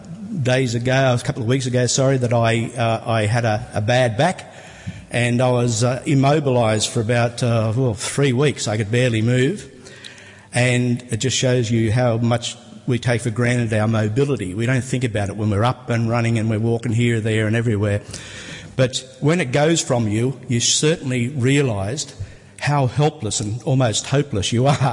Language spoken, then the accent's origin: English; Sydney, New South Wales, Australia; I was born here in Sydney